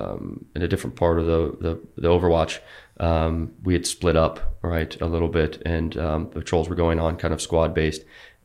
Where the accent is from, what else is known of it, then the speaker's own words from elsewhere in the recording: Georgia, United States; We come from sea level. We come from Georgia